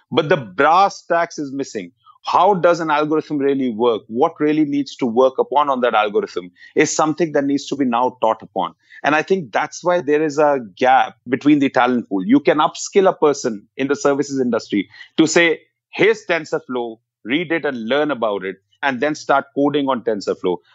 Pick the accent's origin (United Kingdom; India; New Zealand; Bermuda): India; We, as an Indian economy, as a services industry, have to start loving the problems.